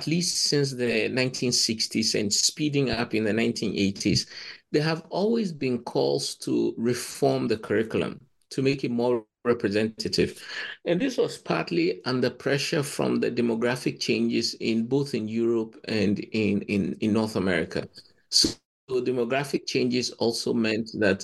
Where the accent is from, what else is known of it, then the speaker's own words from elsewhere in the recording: Ghana; moved away as an adult; also born or lived in Cambridge; I come from Ghana